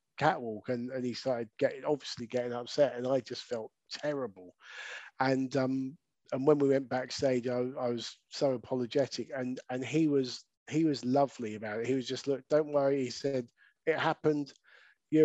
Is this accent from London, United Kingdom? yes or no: no; Brighton, South East England, United Kingdom; my hometown of Brighton